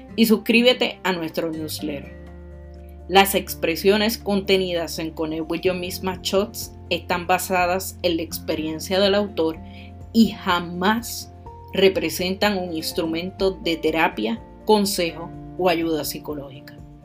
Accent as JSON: {"language": "Spanish", "country": "Puerto Rico"}